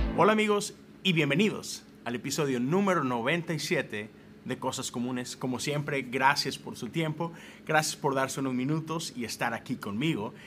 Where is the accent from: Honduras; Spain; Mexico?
Mexico; moved away as an adult; now in United States; Yo soy de México, nací, crecí allá, viví 30 años en México